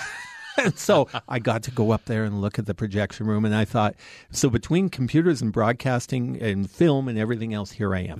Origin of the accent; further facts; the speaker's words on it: Canadian Prairies, Canada; I grew up on the Canadian prairies in a town of forty people